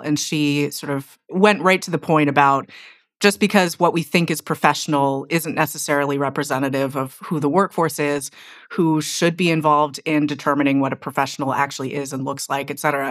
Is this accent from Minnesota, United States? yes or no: no; Silicon Valley, California, United States; I'm from Silicon Valley